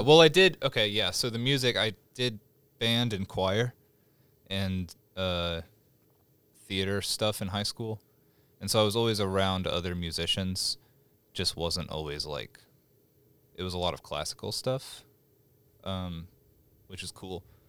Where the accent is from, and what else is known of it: Stillwater, Oklahoma, United States; born or raised there; moved away as an adult; now in Oklahoma City, United States